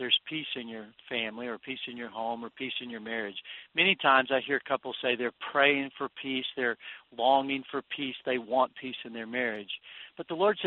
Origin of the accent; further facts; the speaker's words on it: Texas, United States; I grew up in Texas where we had a saying that if there was friction in your marriage, there was sand in the sheets